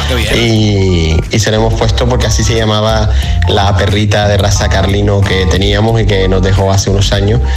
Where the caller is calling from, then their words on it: Las Palmas, Canary Islands, Spain; de Las Palmas.